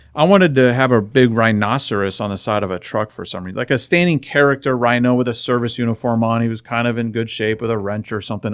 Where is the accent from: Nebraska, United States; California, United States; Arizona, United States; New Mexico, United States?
Arizona, United States; Phoenix; I was born and raised in Phoenix